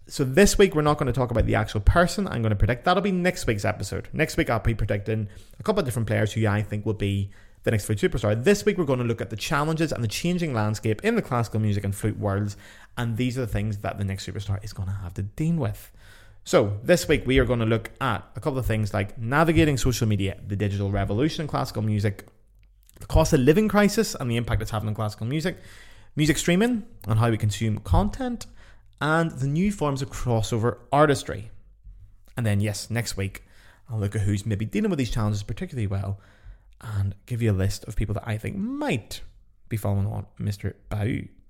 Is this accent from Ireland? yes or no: yes; Ireland; I'm Irish